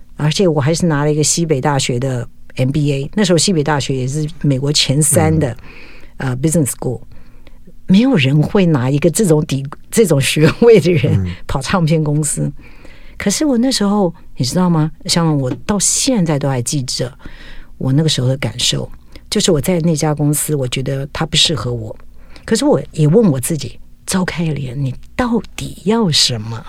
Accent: Taiwan; 从小在眷村长大，那我的家庭，其实我的父母都已经走了，如果他们今天还在世的话，都九十好几了

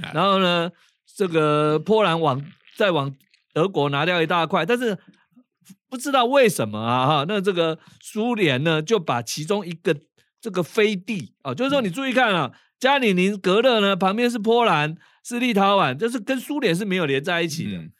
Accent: Taiwan; first language Taiwanese Hokkien; Chinese is a second language; 习惯母语是台语的人

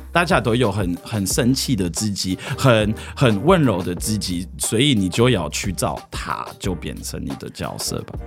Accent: France; Chinese is a second language; moved away as an adult; also born or lived in Paris, France; now in Taiwan; 因为我在乡下长大了，可是后来我就去巴黎住

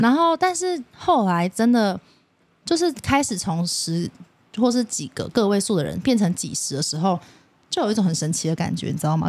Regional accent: Taipei, Taiwan; 我虽然我是台北人

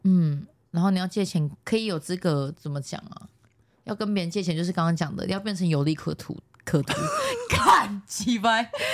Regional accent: Taiwan; accent: Taiwanese Mandarin; 我最近台湾国语很严重啦

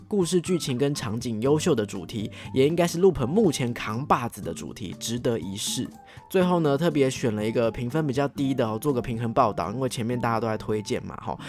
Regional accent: Taiwan; 作为台湾人

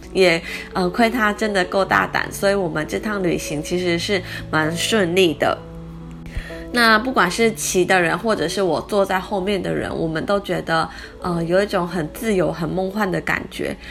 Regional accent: Taiwan; 他就猜到我们是台湾来的

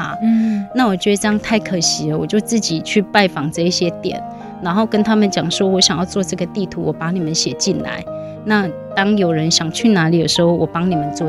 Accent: Dalin, Chiayi County, Taiwan; now in Mailiao, Taiwan; 因为我我是嘉义县大林嘛，那我们隔壁就是云林的大埤啊、斗南啊

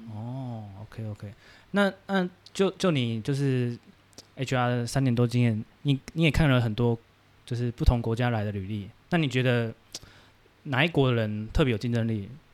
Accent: Taiwan; 我们台湾人

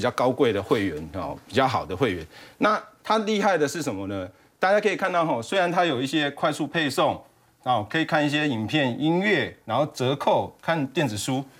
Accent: Taiwan; 我们台湾这边

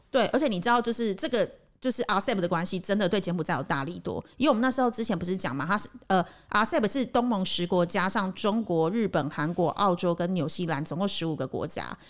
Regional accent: Taiwan; now in Cambodia; 毕竟我是台湾人

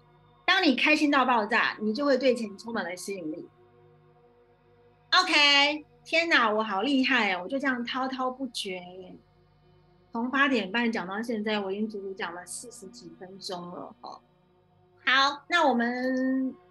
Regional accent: China; 我们哈，我们中国人很讲究风水，对不对？

